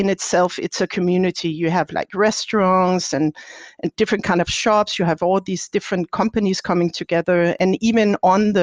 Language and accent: English; Denmark; now in Heidelberg, Germany; I'm from Denmark